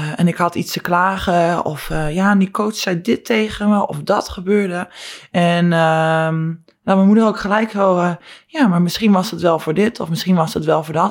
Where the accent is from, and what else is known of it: Netherlands; moved away